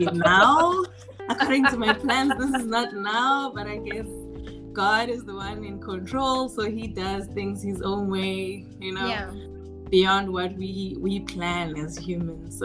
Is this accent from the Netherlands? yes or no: no; South Africa; moved away as an adult; now in Belgium; I'm South African by birth, I've lived most of my life in South Africa, then moved to Belgium a bit later, but grew up in South Africa.